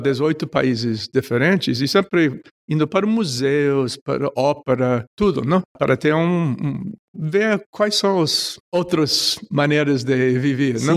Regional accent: New York, United States; Portuguese is a second language; moved away; also born or lived in Long Island; eu nasci em, uh, em, no Bronx, uh, uma parte de Nova York. E de lá, com sete anos, fui para Brooklyn, fiquei dois anos lá

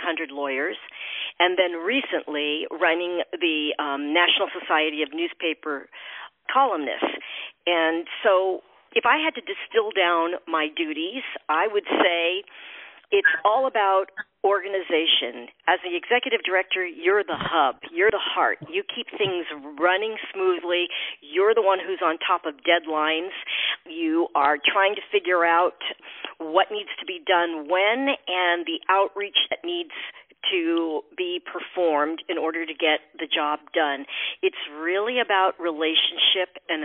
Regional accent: San Francisco, California, United States; moved away as an adult; also born or lived in Connecticut / New Jersey; now in Boston, United States; I was born and raised in San Francisco

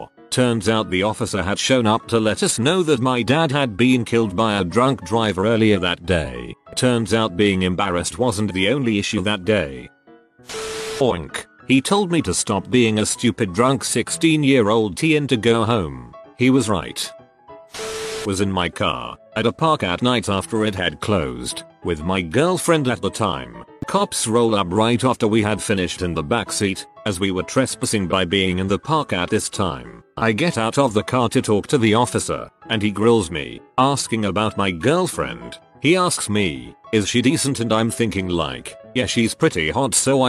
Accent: Canada; I am Canadian. We no longer have vanilla cherry Coke.

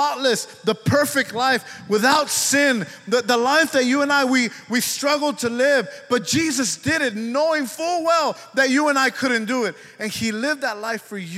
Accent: Dallas County, Texas, United States; I was born on December 26, 1977, I was issued a birth certificate by Dallas County and by the hospital where I was born.

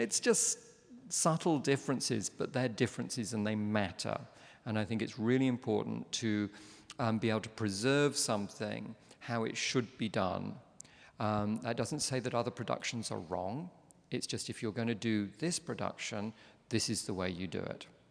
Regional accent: London, United Kingdom; I'm from London

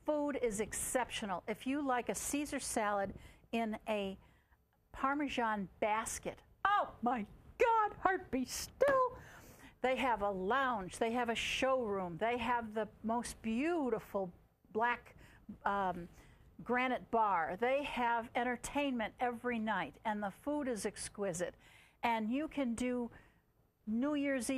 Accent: Chicago, Illinois, United States; I'm from Chicago, a nearby city

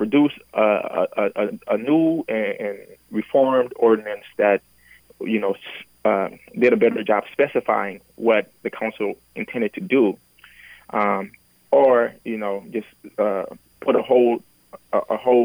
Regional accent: Minneapolis, Minnesota, United States; also born or lived in Liberia / St. Francis, Minnesota; I grew up mostly in North Minneapolis

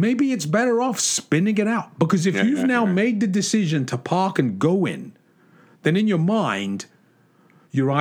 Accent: England, United Kingdom; moved away; when I was a kid growing up in England

